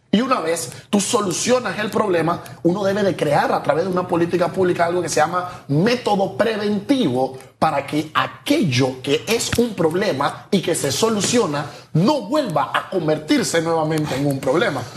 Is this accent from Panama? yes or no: yes; Colón, Panama; Vámonos a Colón, de donde yo soy